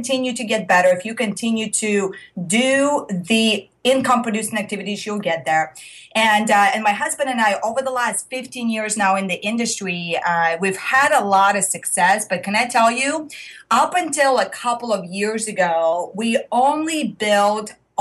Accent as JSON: {"language": "English", "country": "Russia", "moved": "yes", "said": "If you are hearing the accent, I am originally from Russia."}